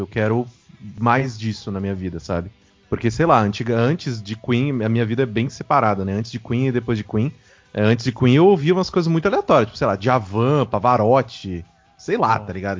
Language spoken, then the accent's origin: Portuguese; Mococa, São Paulo, Brazil; eu sou de Mococa